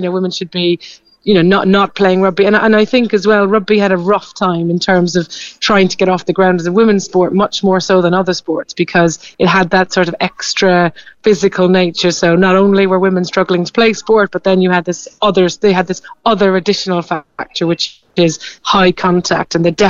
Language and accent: English; Carrigtwohill, Munster, Ireland; moved away as an adult; now in London, United Kingdom; I'm from Carrigtwohill, just outside Middleton.